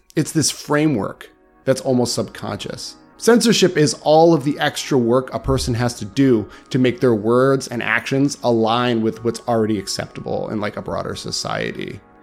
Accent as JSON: {"language": "English", "country": "United States", "said": "as an American"}